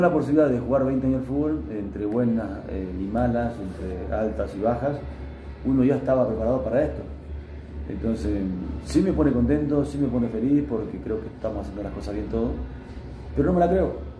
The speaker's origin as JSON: {"language": "Spanish", "country": "Argentina", "tie": "born or raised there", "moved": "yes", "lives_now": "Sucre, Bolivia", "said": "voy a Argentina porque tengo mi familia allá"}